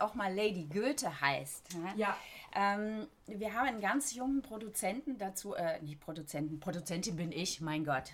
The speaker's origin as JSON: {"language": "German", "area": "Black Forest", "region": "Baden-Württemberg", "country": "Germany", "tie": "born or raised there", "also_born_or_lived": "London", "moved": "yes", "lives_now": "Berlin, Germany", "said": "ich bin im Schwarzwald aufgewachsen, richtig auf dem Dorf"}